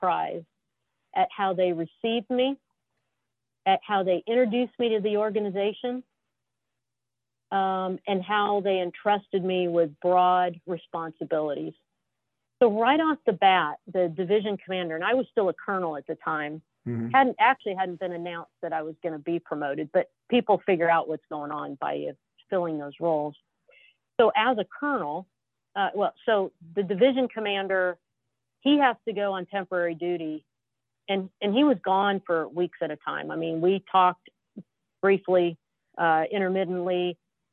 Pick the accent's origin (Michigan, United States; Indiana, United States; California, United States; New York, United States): California, United States; Southern; moved away; I'm from Southern California